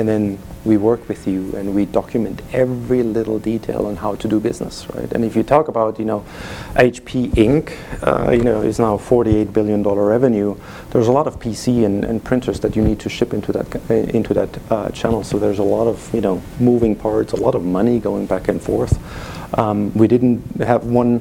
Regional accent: Germany; English is a second language; moved away; You hear my accent, I'm from Germany

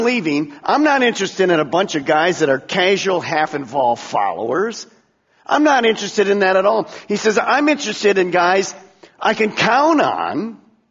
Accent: United States; I'm an American. I've been born in America

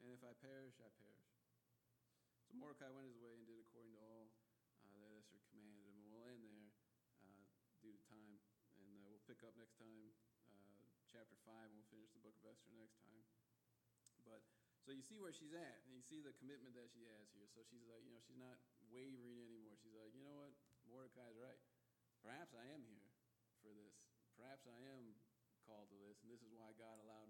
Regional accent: Midwest, United States; moved away as an adult; also born or lived in Northern California; growing up in the Midwest

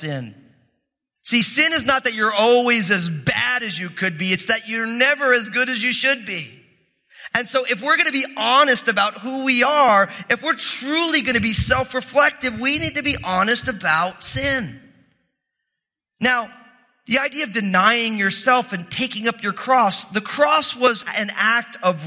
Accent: New Jersey, United States; I'm from New Jersey, which means I'm all messed up

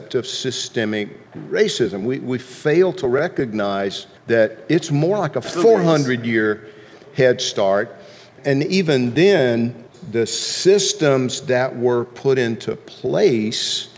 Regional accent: Deep South, United States; growing up in the Deep South

